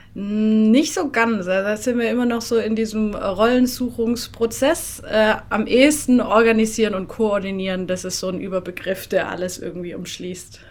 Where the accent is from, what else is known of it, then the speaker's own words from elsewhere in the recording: Swabian village near Tübingen, Böblingen, Baden-Württemberg, Germany; accent: southern German; moved away as an adult; also born or lived in Rwanda; now in Berlin, Germany; Also ich bin in einem äh, schönen, beschaulichen schwäbischen Dörflein aufgewachsen. Am Rande des Schönbuchs, also in der Ecke bei Tübingen, Böblingen.